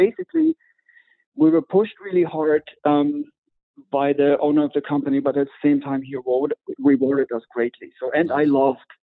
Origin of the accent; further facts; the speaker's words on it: Düsseldorf, North Rhine-Westphalia, Germany; moved away as an adult; also born or lived in Mallorca; Moved back to my hometown, Düsseldorf